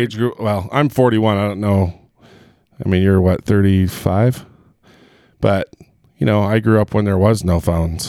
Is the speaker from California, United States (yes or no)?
yes; Southern California, United States; I grew up in Southern California